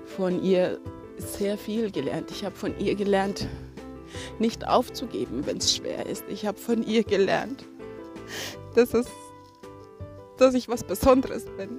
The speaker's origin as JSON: {"language": "German", "country": "Kenya", "tie": "born or raised there", "moved": "yes", "said": "ich bin auch in Kenia aufgewachsen"}